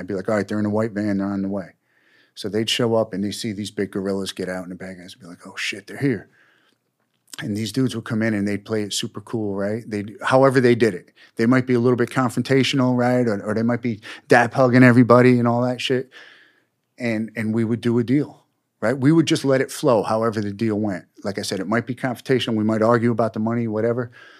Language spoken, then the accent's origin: English; New York, United States; you know, I was from New York, and I would take these guns, and you could buy a gun in Georgia for $100. You could sell it on the streets of Brooklyn for $1,500